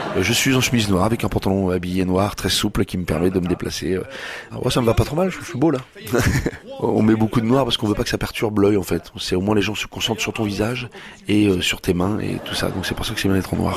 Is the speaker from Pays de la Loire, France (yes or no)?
no; Rouen, Normandy, France; moved away; je suis originaire de Rouen, euh, j'adore cette ville, j'adore y retourner